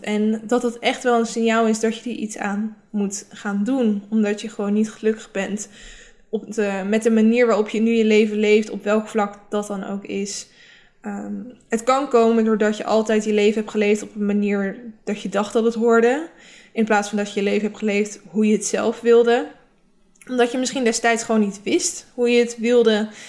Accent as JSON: {"language": "Dutch", "town": "Rotterdam", "region": "South Holland", "country": "Netherlands", "said": "mijn omgeving was ook heel erg, waar ik vandaan kom, is heel erg van niet lullen, maar poetsen. Het is ook echt een beetje omgeving in Rotterdam."}